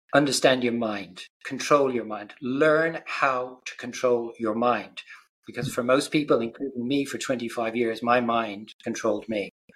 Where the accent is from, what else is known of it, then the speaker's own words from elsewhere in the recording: Ireland; I grew up in Ireland